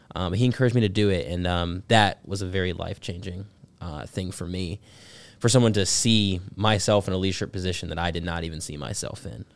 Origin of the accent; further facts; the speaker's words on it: Georgia, United States; Teen Pac, Georgia three. It's been my home state class through and through